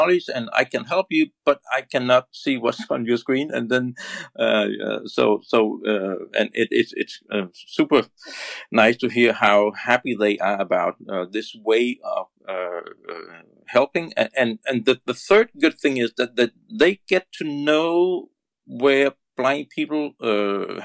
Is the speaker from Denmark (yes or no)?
yes; Denmark; I'm from Denmark, and Denmark is a very small country. We are only 5 million